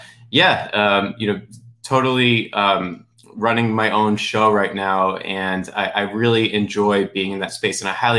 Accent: New Jersey, United States; accent: New Jersey; also born or lived in Washington DC; now in Florida, United States; So I was born and raised in New York City metropolitan area. You know, I spent a lot of time in DC. Now I'm in Florida. So my New Jersey accent has faded significantly.

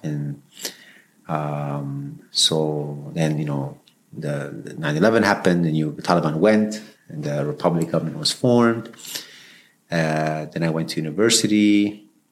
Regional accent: Peshawar, Khyber Pakhtunkhwa, Pakistan; also born or lived in Afghanistan; now in Canada; I was born in Pakistan during the peak of the Soviet invasion and the war. And so I grew up in an extremely intense environment

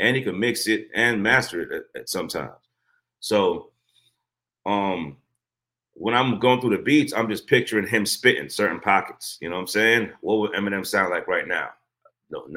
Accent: Guyana; also born or lived in Brooklyn, New York, United States; now in United States; I'm not American. I came from Guyana, South America. So when I first came to America, I moved to Brooklyn.

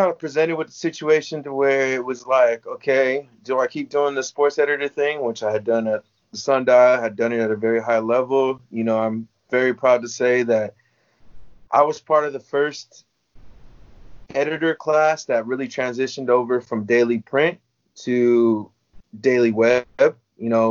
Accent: Corona, California, United States; I'm from Corona, I'm from Riverside

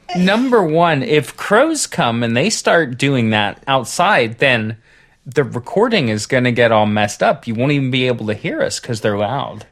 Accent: Southern Ohio, United States; I grew up in Southern Ohio

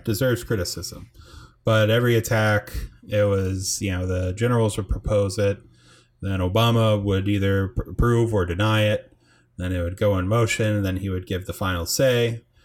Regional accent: United States; we're from the United States

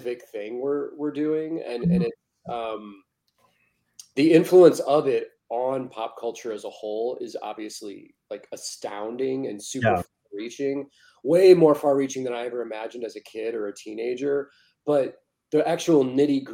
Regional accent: St. Louis, Missouri, United States; moved away as an adult; also born or lived in Kansas City / Arizona / Los Angeles; now in Pacific Northwest, United States; I was born and raised in St. Louis.

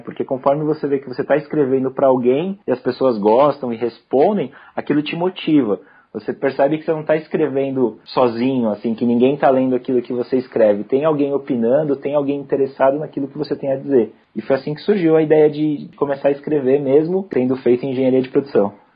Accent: São Paulo, Brazil; also born or lived in São Carlos; eu sou aqui de São Paulo, né? São Paulo, capital da cidade mesmo

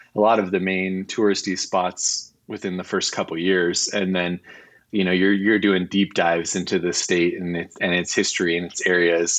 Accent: California, United States; also born or lived in Midwest, United States / Inland Empire, California; I was actually born in the Midwest, so I spent, uh, the first four years of my life out there, um, and then came out here for my, uh, my father's job. So I wish I could claim that I was born and raised in California, but I was only raised

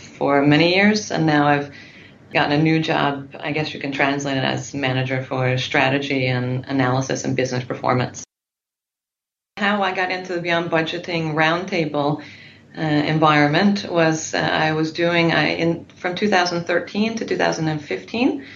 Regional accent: Newfoundland and Labrador, Canada; moved away as an adult; now in Norway; I'm from Newfoundland in Canada, and I've lived in Norway for 13 years, so my English is a little bit rusty.

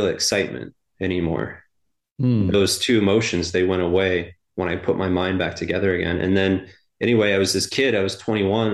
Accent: Maine, United States; I grew up in Maine on the coast

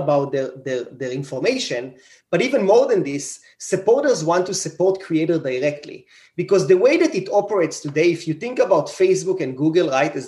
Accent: Israel; moved away as an adult; I grew up in Israel

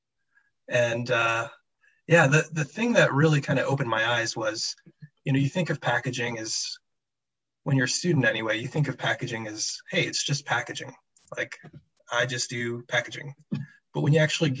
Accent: New York, United States; also born or lived in Rochester, New York; born and raised in New York, Queens.

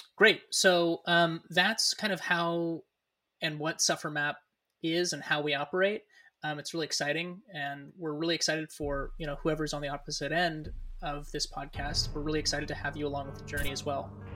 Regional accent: Newcastle, California, United States; born and raised in Northern California, um, what we would kind of consider the greater Sacramento area. Although I was I was born and raised uh, further north than that, a small town called Newcastle, California

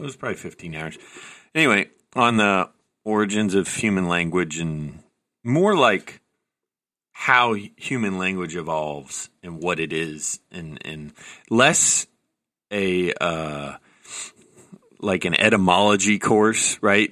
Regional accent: the South, United States; accent: mild Southern; I grew up in the South, and I have a mild Southern accent sometimes.

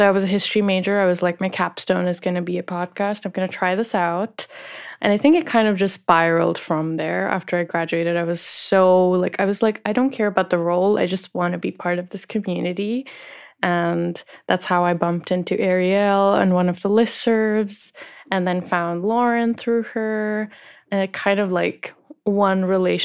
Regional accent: India; I'm from India

